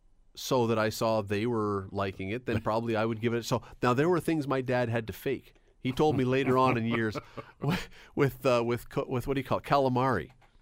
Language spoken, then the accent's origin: English; Toronto, Ontario, Canada; I grew up in Toronto, and when I was very young, my parents, every Sunday after church, we'd go downtown